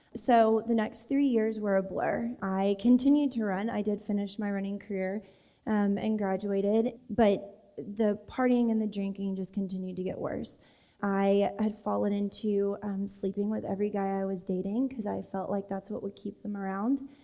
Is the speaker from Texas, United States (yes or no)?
yes; Texas, United States; I grew up in Texas.